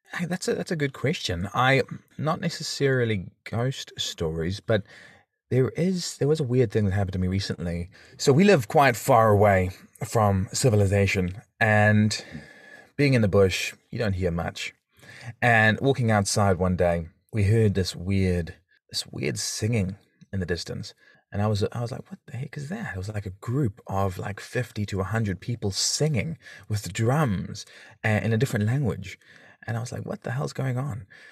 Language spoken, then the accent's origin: English; South Africa; accent: South African; now in New Zealand; I've got a South African accent, for those listening who might think he's not a Kiwi or New Zealander, but, um, 'cause I'm from South Africa originally.